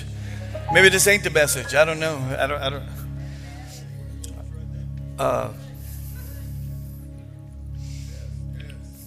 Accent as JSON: {"language": "English", "region": "Texas", "country": "United States", "moved": "yes", "said": "I'm from Texas"}